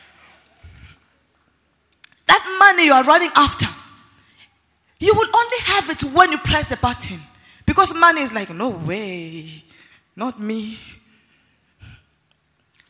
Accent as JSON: {"language": "English", "country": "South Africa", "tie": "born or raised there", "said": "I grew up in South Africa"}